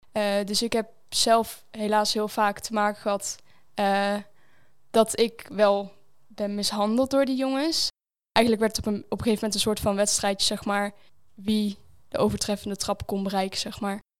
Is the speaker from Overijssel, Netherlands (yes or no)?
yes; Zwolle, Overijssel, Netherlands; ik kom hier uit Zwolle